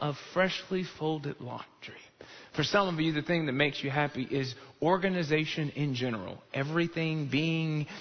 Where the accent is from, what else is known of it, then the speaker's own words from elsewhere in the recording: Chicago, Illinois, United States; now in Texas, United States; I grew up in Chicago